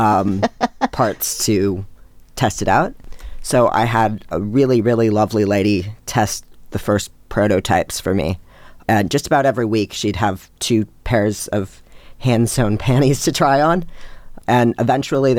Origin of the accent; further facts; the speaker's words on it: Seattle, Washington, United States; now in Brisbane, Australia; I'm originally from Seattle in the U.S.